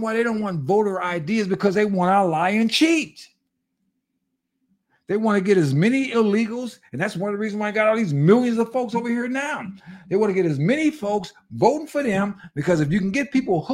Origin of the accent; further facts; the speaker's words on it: Pasadena, California, United States; I grew up in Pasadena, California